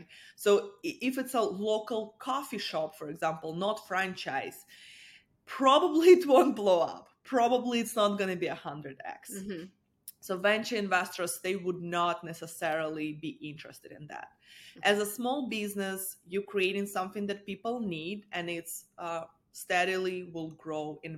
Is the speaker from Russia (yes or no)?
yes; Russia; moved away as an adult; now in United States; I'm an immigrant. I'm originally from Russia.